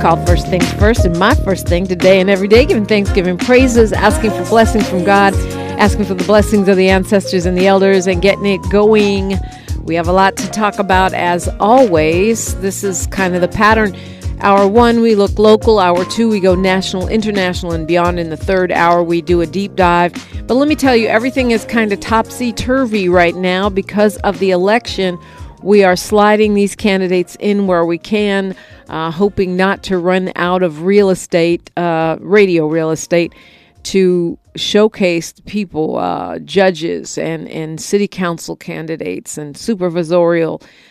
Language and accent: English; Bay Area, California, United States; now in Los Angeles, United States; I'm from the Bay Area, so that's kind of sad because I grew up with a lot of it